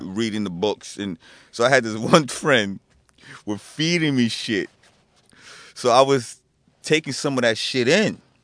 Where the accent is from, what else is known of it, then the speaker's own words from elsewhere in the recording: New Jersey, United States; I was in Jersey